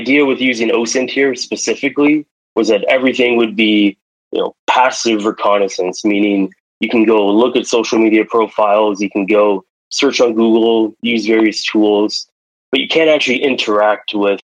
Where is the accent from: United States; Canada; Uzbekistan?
Canada; Toronto, Ontario; I'm from Toronto